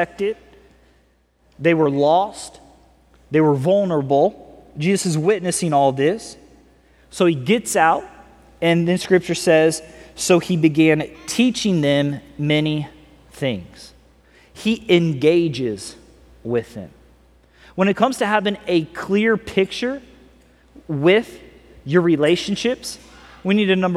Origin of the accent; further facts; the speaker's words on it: California, United States; also born or lived in Missouri; now I'm from California